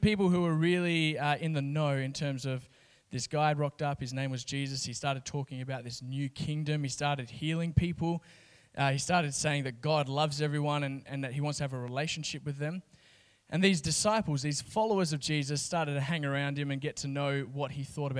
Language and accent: English; Kalgoorlie, Western Australia, Australia; I grew up in Kalgoorlie, 30,000 people.